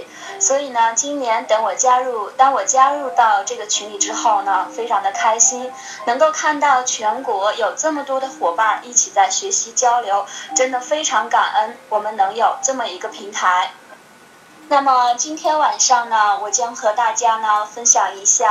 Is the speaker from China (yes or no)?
yes; Xi'an, Shaanxi, China; 我来自于古都西安。